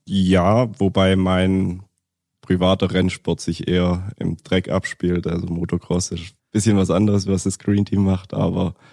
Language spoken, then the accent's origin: German; near Stuttgart, Baden-Württemberg, Germany; komme aus der Nähe von Stuttgart